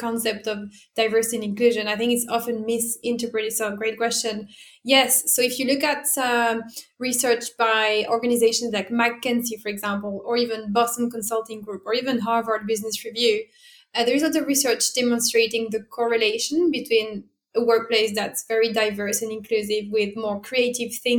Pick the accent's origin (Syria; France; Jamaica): France; English is a second language; moved away as an adult; also born or lived in Italy; now in London, United Kingdom; I was born and bred in France, like, as you can probably hear from my accent